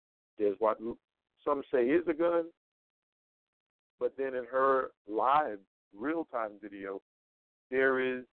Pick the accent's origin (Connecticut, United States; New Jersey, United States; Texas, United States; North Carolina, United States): North Carolina, United States; now in Las Vegas, United States; my home state of North Carolina.